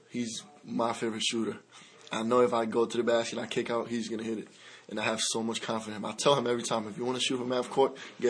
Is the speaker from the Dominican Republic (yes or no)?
yes; Dominican Republic; now in United States; I grew up in the Dominican Republic.